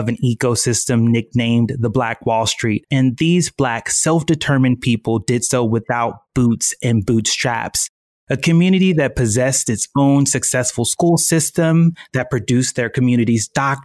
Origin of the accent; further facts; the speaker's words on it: Tulsa, Oklahoma, United States; moved away; I was born in Tulsa, Oklahoma in 1983